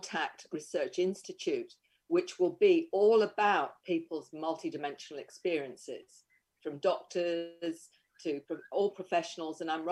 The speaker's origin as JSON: {"language": "English", "region": "Queensland", "country": "Australia", "said": "Australia, Queensland."}